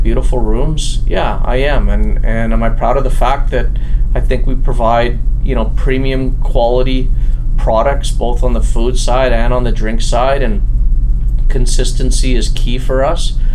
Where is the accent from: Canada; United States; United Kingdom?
Canada; Edmonton, Alberta; I'm from Edmonton, Alberta